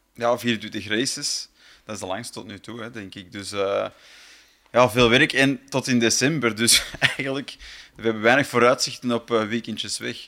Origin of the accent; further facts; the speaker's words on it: Flanders, Belgium; voor ons als Vlaming